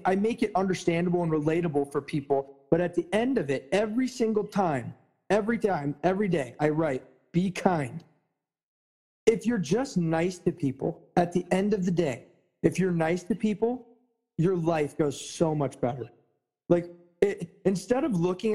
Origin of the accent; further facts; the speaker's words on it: United States; I, as an American